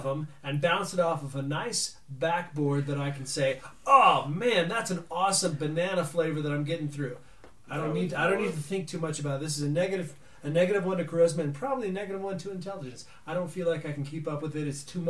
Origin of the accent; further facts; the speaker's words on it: Colorado, United States; Granted, I'm from Colorado